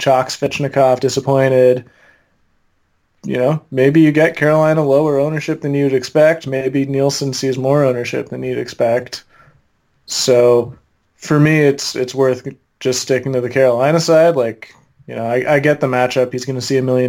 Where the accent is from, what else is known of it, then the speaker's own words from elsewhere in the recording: Ottawa, Ontario, Canada; I'm from Ottawa, you know, technically a Sens fan